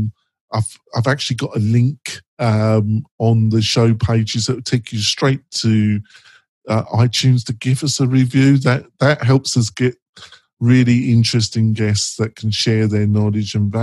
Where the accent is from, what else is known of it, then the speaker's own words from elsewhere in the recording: England, United Kingdom; I'm English